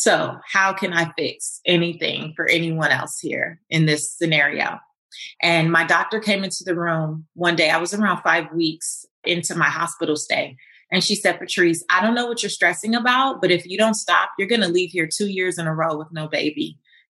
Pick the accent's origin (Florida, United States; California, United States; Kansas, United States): California, United States; Los Angeles; I'm from Lemur Park, South Central Los Angeles, where I didn't grow up with seeing people with fancy cars or big houses